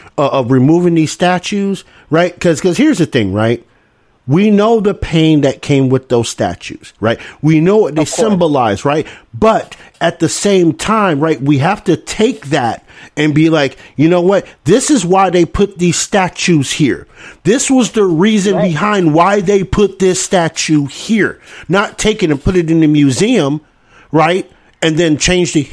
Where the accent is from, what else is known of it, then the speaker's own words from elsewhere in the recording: the South, United States; living here in the South and obviously growing up in the South.